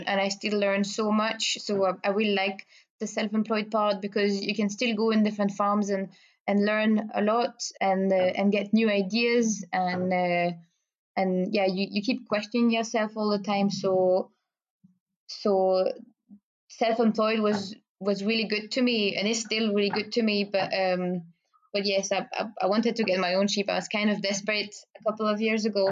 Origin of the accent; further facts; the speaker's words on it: Belgium; first language French; English is a second language; moved away as an adult; now in Biggar, United Kingdom; I speak French and I come from Belgium